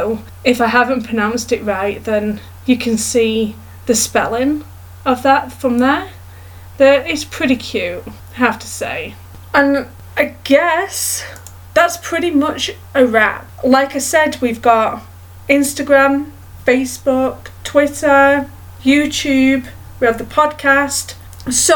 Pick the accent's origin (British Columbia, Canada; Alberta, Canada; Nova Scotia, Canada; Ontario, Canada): Alberta, Canada; Edmonton; there was an event in my hometown in Canada called Pets in the Park.